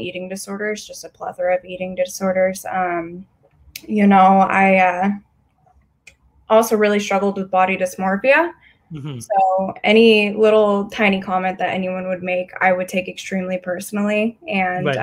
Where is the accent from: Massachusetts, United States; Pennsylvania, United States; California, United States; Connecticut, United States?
California, United States; Lake Forest; also born or lived in Riverside, California / Oklahoma / Tennessee; we came back here before kindergarten. So yeah, my stomping grounds are here